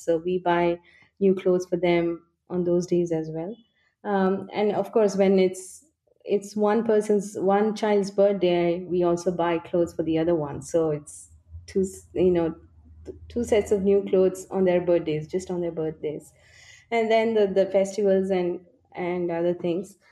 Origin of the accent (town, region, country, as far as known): India